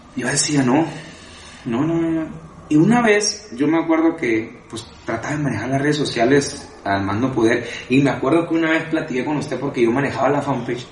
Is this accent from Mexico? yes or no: yes; Tijuana, Baja California, Mexico; also born or lived in Culiacán, Sinaloa; me considero tijuanense, porque llegué desde chico, desde los, desde siete años estaba yo aquí.